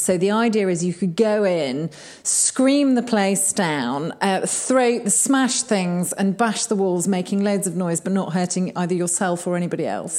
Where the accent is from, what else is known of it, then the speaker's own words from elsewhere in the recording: Kegworth, East Midlands, United Kingdom; moved away as an adult; now in Sheffield, United Kingdom; I was brought up in Kegworth, which is right in the Midlands.